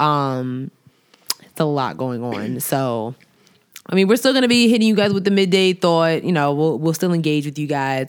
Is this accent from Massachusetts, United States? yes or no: no; New York, United States; I'm from New York